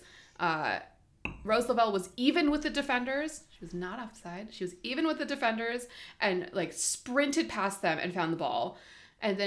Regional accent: Southern California, United States; I'm from Southern California.

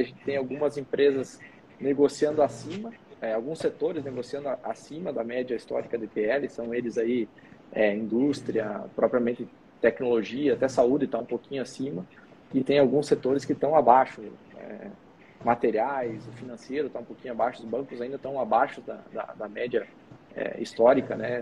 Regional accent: Brazil; como bom brasileiro

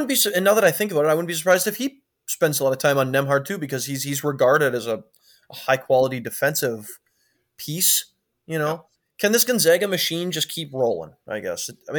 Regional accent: Minnesota, United States; I mow very passive aggressively, you know, because I'm from Minnesota.

